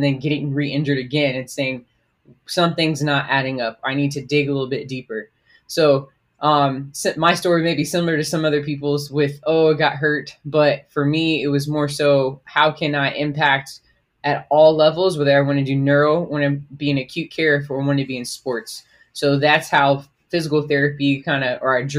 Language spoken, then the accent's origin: English; Miramar, Florida, United States; moved away as an adult; also born or lived in Georgia / North Carolina; now in Oklahoma City, United States; I grew up in South Florida, so I am from Miramar, small town in South Florida.